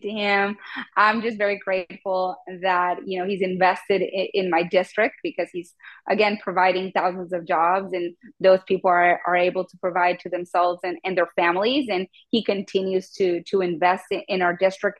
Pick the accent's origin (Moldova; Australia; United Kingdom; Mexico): Mexico; now in Texas, United States; I was born in Mexico